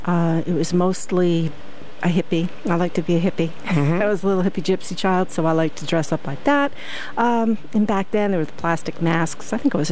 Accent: Oakdale Heights, Connecticut, United States; I grew up in this area. I grew up in Oakdale Heights, if anyone's familiar with it.

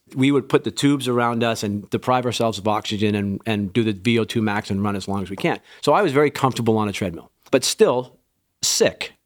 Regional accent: Western Canada, Canada; also born or lived in England / Lestock, Saskatchewan; I was born in England, raised in Western Canada

